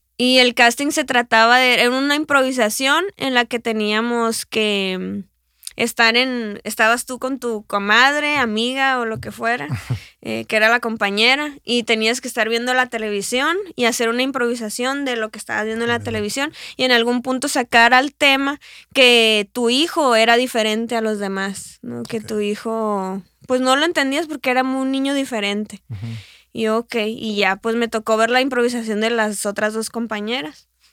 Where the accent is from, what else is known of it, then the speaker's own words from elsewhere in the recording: Hermosillo, Sonora, Mexico; moved away as an adult; also born or lived in Guadalajara; yo soy sonorense, amo mi estado, amo mi ciudad, o sea, yo voy a estar aquí, yo voy a estar aquí en Hermosillo